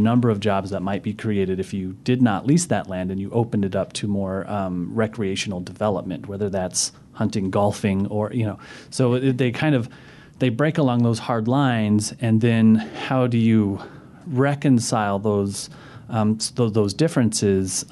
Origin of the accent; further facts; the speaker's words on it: Pinedale, Wyoming, United States; I come from Pinedale, Wyoming. It was like Western Wyoming, rural